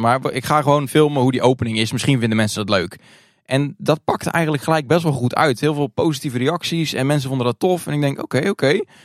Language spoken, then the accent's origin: Dutch; Hardinxveld-Giessendam, South Holland, Netherlands; Ik kom uit het Hardingshot Giesendam. de naam van het dorp is langer dan het dorp zelf. ik ben geboren in 1991, ook in Hardingshot Giesendam.